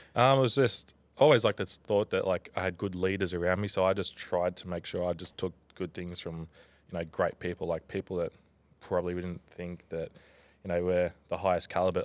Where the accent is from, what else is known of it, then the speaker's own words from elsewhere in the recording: Tweed Heads, New South Wales, Australia; also born or lived in Gold Coast, Queensland / Canberra / Brisbane; I'm a proud Bungeelung man from Tweed Heads.